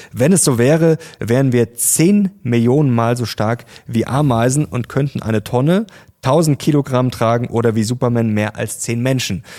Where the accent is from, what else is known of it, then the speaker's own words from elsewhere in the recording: Germany; bei uns in Deutschland